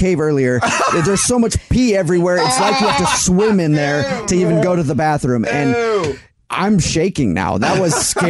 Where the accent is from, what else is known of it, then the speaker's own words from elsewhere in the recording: Los Angeles, California, United States; I grew up in LA. I grew up in the South LA area.